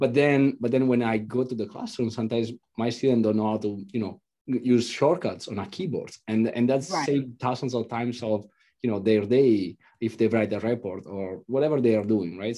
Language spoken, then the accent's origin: English; Italy; I'm from Italy.